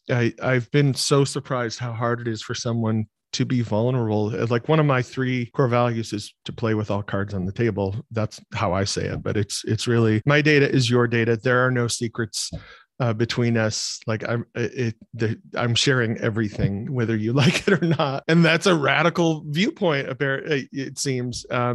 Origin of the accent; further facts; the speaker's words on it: Michigan, United States; So growing up in Michigan, I grew up in a loving family